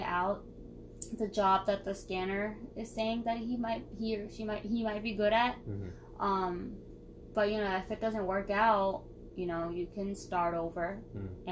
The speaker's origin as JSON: {"language": "English", "country": "United States", "tie": "born or raised there", "said": "I was born and raised in America"}